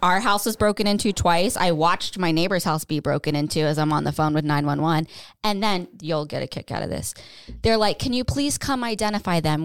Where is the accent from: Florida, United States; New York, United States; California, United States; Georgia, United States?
Florida, United States; Tampa; moved away as an adult; also born or lived in Pennsylvania; now in North Carolina, United States; I grew up in Tampa, not the safest.